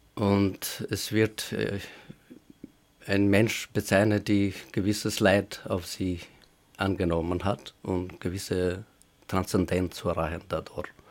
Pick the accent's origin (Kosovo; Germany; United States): Kosovo; German is a second language; moved away as an adult; also born or lived in Vienna, Austria; now in Graz, Austria; die in Kosovo erlebt habe